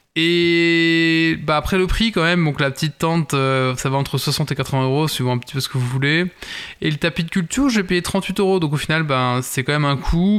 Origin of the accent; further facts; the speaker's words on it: Belgium; notre beau royaume